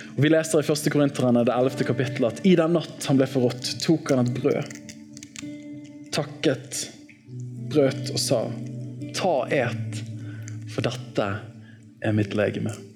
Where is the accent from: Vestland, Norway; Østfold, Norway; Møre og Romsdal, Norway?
Vestland, Norway; Bergen; i Åsane frikirke, der jeg vokste opp